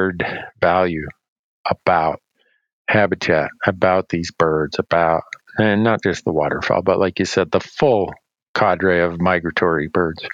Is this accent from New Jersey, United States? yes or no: no; Rainy River, Minnesota-Ontario border, United States; I grew up on the Minnesota-Canadian-Ontario-Canadian border, and where the Rainy River leaves Rainy Lake